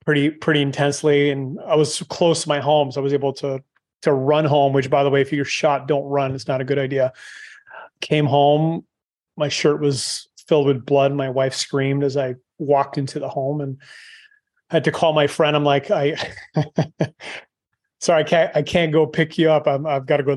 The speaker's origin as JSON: {"language": "English", "country": "Canada", "moved": "yes", "said": "I'm Canadian, but obviously I left a long time ago"}